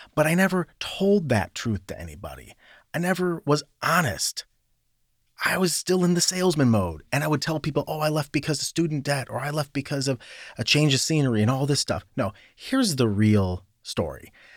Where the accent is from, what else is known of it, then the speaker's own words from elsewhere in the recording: Cleveland, Ohio, United States; moved away as an adult; also born or lived in New York; I grew up in a suburb of Cleveland. I grew up in Northeast Ohio.